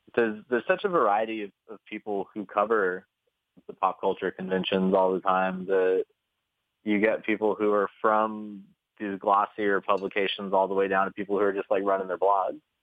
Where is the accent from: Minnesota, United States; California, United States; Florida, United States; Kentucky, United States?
Kentucky, United States; moved away; I'm from Kentucky originally.